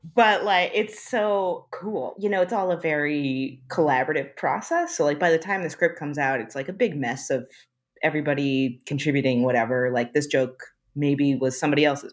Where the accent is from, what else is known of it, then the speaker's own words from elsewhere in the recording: United States; I'm pretty American